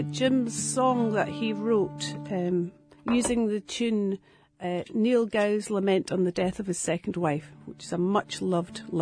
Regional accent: Aberdeenshire, Scotland, United Kingdom; now in Perthshire, United Kingdom; I was uh, brought up on a farm in Aberdeenshire.

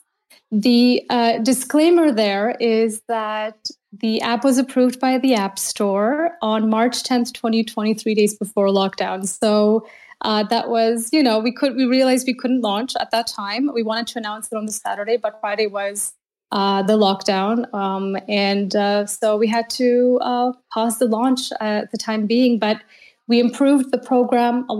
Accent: Canada; moved away as an adult; now in Berlin, Germany; I'm a Canadian in Berlin, and I've been here for 11 years

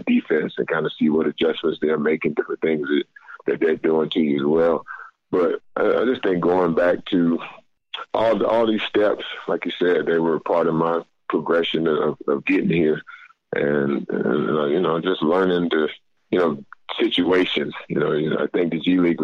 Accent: North Carolina, United States; moved away; go back to my home state, my North Carolina, where I grew up

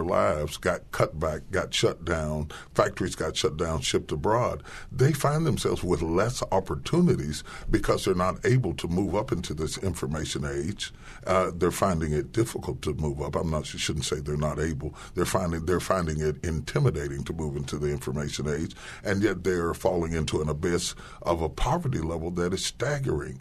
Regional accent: West Virginia, United States; I grew up in West Virginia

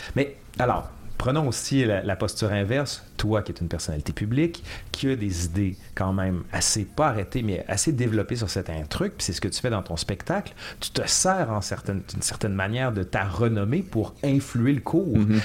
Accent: Quebec City, Quebec, Canada; now in Montreal, Canada; on vient de Québec

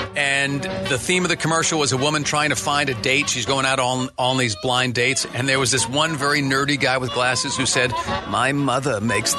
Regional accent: Long Island, New York, United States; now in Phoenix, United States; I don't know anything about the Jewish people or faith. I grew up on Long Island

